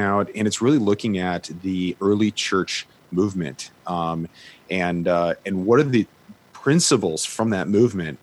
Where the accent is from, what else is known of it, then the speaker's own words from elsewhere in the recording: Chicago, Illinois, United States; I'm from Chicago.